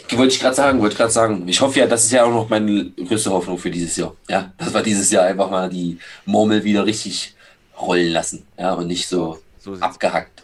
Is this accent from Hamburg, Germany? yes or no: no; Schöneweide, Berlin, Germany; wo ich herkomme aus Schöneweg